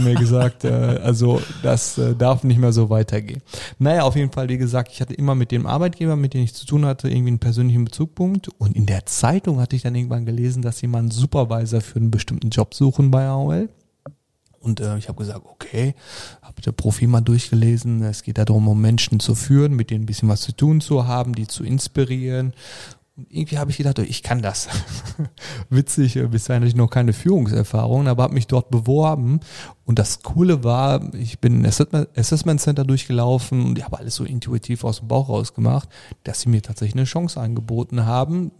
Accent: Sauerland, North Rhine-Westphalia, Germany; geboren bin ich im Sauerland

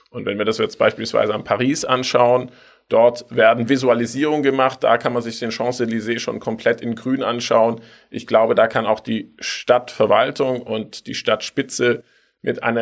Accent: Tübingen, Baden-Württemberg, Germany; Ich bin in Tübingen aufgewachsen. Da gab es den 5-Minuten-Bustakt und wir sind nur Bus gefahren.

